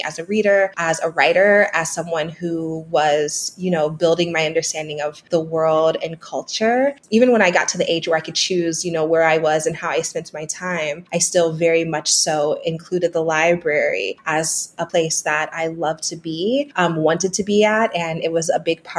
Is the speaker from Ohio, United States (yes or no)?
yes; Green, Ohio, United States; moved away; also born or lived in Akron, Ohio; I grew up actually in a suburb called Green, Ohio, which is right outside of Akron.